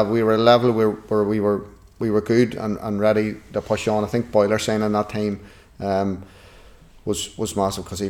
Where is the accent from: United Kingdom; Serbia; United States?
United Kingdom; Newry, Northern Ireland; I'm from Newry